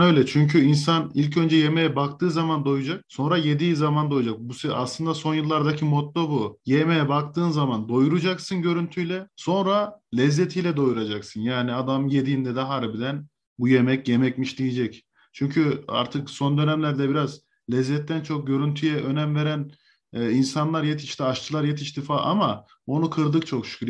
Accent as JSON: {"language": "Turkish", "region": "Niğde", "country": "Turkey", "said": "bizim Niğde mutfağında"}